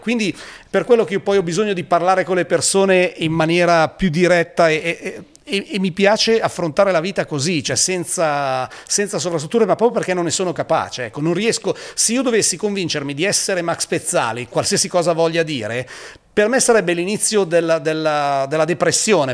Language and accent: Italian; Pavia, Lombardy, Italy; per uno che arriva eh, da Pavia